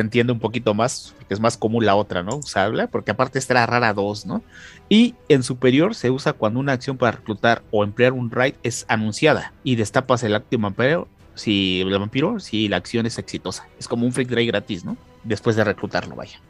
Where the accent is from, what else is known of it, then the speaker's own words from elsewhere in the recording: Mexico; nosotros que somos mexicanos